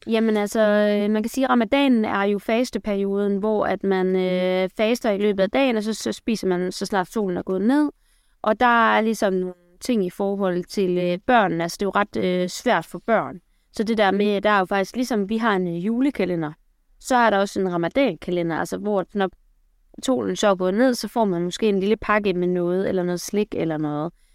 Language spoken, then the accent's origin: Danish; Aarhus, Central Denmark Region, Denmark; accent: Jutlandic; jeg kommer fra Aarhus. Der er lige lidt jude, det kan I måske høre i løbet af udsendelsen